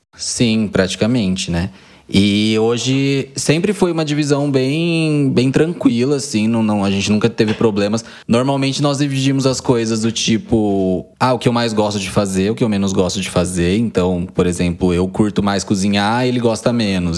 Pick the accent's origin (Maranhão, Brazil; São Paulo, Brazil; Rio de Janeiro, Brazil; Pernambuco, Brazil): São Paulo, Brazil; Quatá; Cresci em Quatá, uma cidadezinha de 15 mil habitantes, aqui no interior de São Paulo